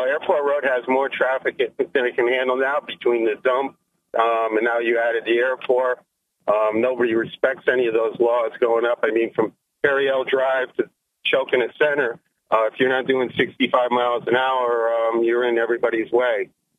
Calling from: Maine, United States; Oh, this is … from Maine.

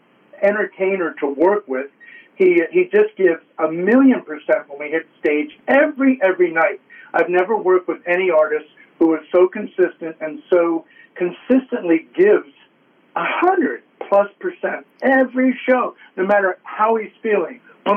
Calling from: New Jersey, United States; And I'm doing well from North Jersey here.

